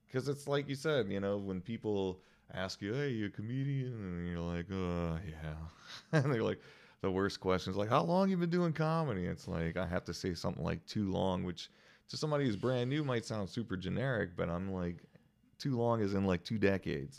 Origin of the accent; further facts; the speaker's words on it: New Iberia, Louisiana, United States; moved away; I'm from New Iberia